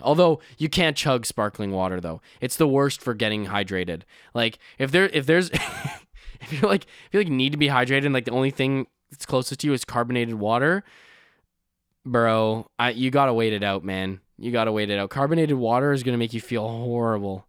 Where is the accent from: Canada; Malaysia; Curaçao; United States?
Canada; I'm Canadian